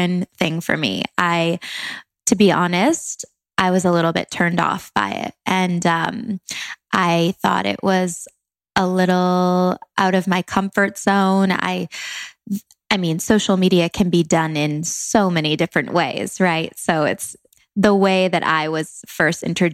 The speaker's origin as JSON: {"language": "English", "town": "Langley", "region": "British Columbia", "country": "Canada", "moved": "as an adult", "lives_now": "Los Angeles, United States", "said": "I'm from Langley, Canada, a small town, but moved to LA 3.5 years ago now."}